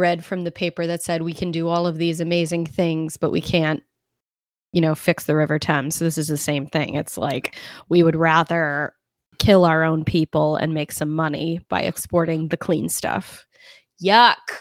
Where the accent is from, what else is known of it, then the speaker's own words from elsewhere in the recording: New York, United States; where I'm from, New York